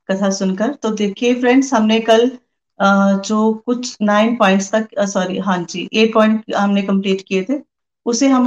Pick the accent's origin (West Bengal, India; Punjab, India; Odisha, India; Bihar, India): Punjab, India; Pathankot; और मैं पठानकोट से हूँ